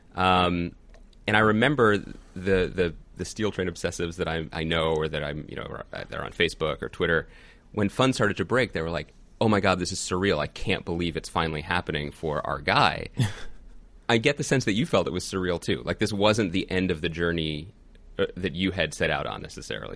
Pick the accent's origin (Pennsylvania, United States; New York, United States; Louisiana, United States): Pennsylvania, United States; Philadelphia; From Philly